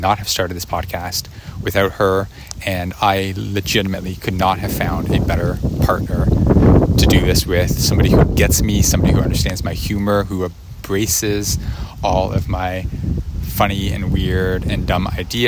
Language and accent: English; Canada; I apologize. I am Canadian.